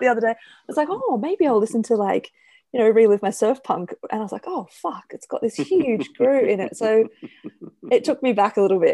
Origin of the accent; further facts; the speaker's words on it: Australia; as an Australian